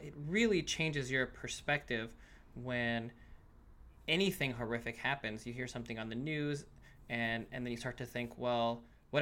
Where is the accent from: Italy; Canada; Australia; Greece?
Canada; now in United States; I grew up in Canada